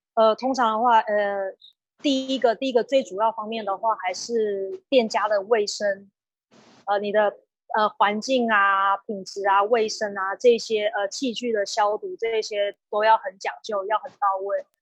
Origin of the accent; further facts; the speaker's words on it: Nantou County, Taiwan; 今年是三十二岁，我是南投人